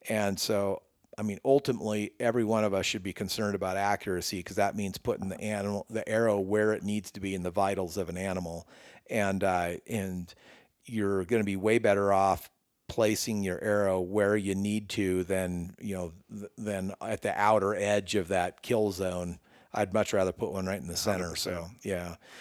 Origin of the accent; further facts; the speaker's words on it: Northern California, United States; moved away as an adult; now in Colorado, United States; born and raised in Northern California my whole life